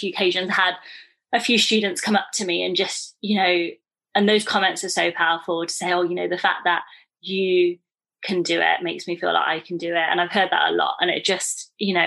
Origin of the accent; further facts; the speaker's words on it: United Kingdom; I'm called British